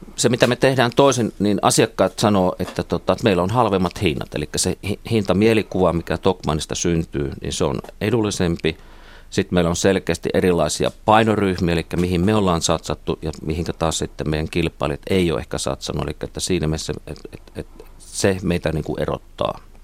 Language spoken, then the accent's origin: Finnish; Kuopio, North Savo, Finland; moved away as an adult; also born or lived in Uppsala / Helsinki; olen kotoisin Kuopiosta, niin siellä Kuopiossa ei niin torilla puhuttu ruotsia